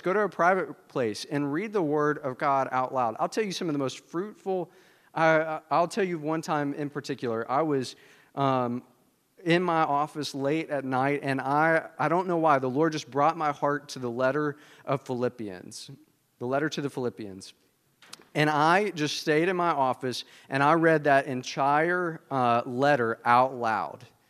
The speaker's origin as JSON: {"language": "English", "region": "the South", "country": "United States", "said": "I'm from the South"}